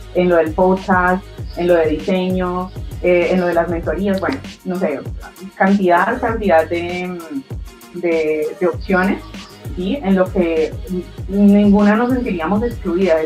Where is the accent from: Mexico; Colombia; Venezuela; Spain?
Colombia; soy eh, colombiana, estoy en Cali, Colombia